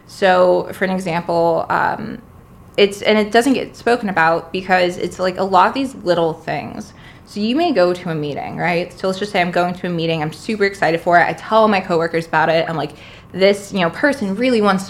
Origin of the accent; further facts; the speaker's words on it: the South, United States; now in New York City, United States; I'm from the South